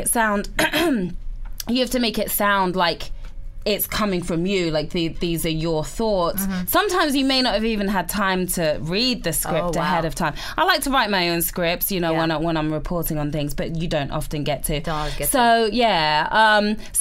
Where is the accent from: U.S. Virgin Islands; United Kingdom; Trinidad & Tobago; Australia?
United Kingdom; England; accent: English; moved away; I'm English.